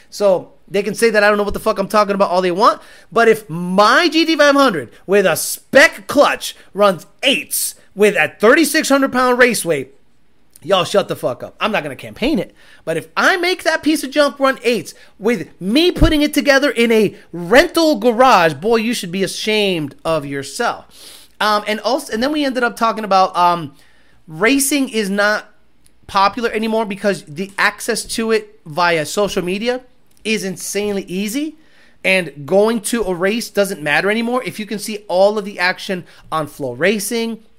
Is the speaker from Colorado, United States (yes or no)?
no; Houston, Texas, United States; Man, I'm from Houston, and that's how we do it here.